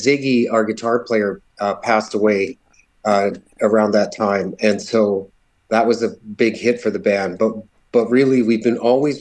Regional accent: Cromer, Manitoba, Canada; also born or lived in Virden, Manitoba; I grew up in a hamlet called Cromer, Manitoba, went to high school in Verdon, Manitoba.

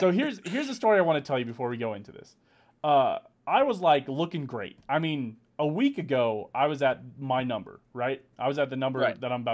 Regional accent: United States; I'm American

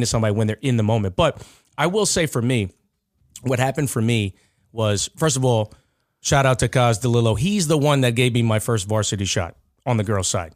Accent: Nassau County, New York, United States; I'm still from Nassau County

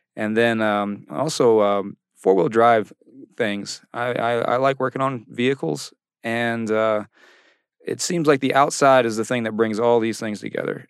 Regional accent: Virginia Beach, Virginia, United States; I'm from Virginia Beach

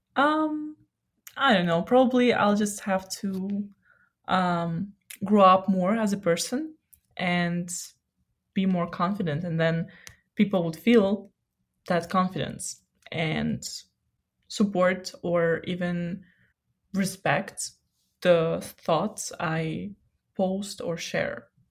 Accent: Odesa, Odesa Oblast, Ukraine; moved away; I'm from Odessa and I just miss Black Sea

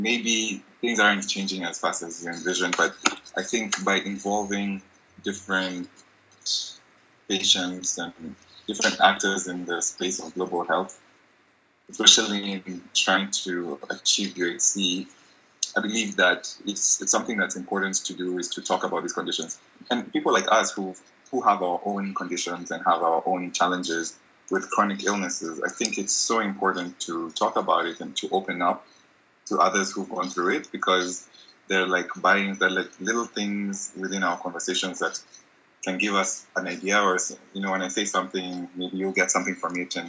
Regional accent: Nairobi, Kenya; born and raised in Nairobi, Kenya

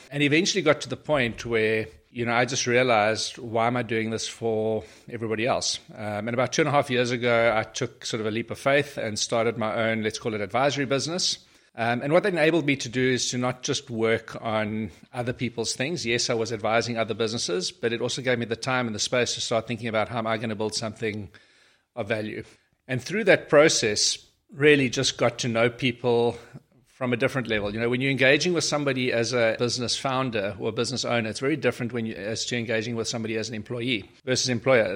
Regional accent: Port Elizabeth, Eastern Cape, South Africa; moved away as an adult; also born or lived in Pretoria / Johannesburg; been born in Pretoria, I grew up in Port Elizabeth many years ago

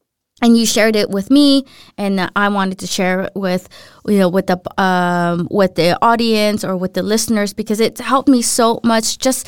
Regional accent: Philippines; or not grew up in the Philippines, but I'm from the Philippines, so coconut oil is like essential there.

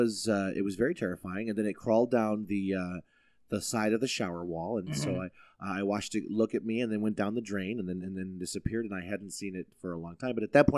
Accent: United States; I'm an American, damn it. I called them.

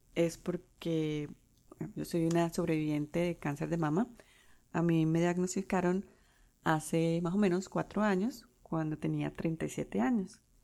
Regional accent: Colombia; first language Spanish; now in United States; soy de Colombia

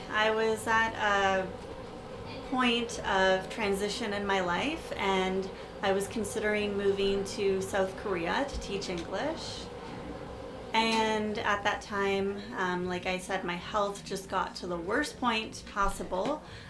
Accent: Toronto, Ontario, Canada; born there; also born or lived in Winnipeg; I was born in Toronto, and then I lived in Winnipeg for 10 years, so people would always ask me when I moved back here, why are you so nice? I'd say, oh, I'm from Winnipeg, friendly Manitoba.

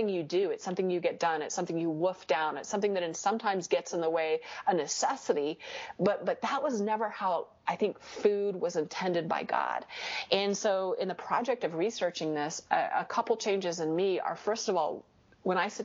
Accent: United States; I'm an American

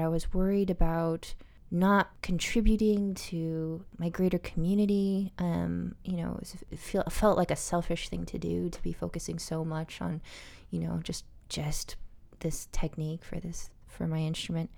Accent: Albuquerque, New Mexico, United States; I grew up in Albuquerque, New Mexico

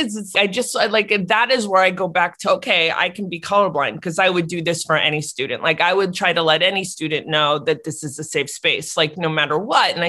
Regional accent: Maplewood, New Jersey, United States; moved away; I was home for whatever reason in New Jersey, in Maplewood, my hometown

